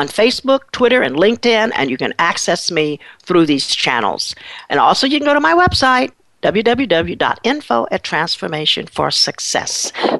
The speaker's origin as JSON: {"language": "English", "town": "Berkeley", "region": "California", "country": "United States", "tie": "born or raised there", "said": "I grew up in Berkeley"}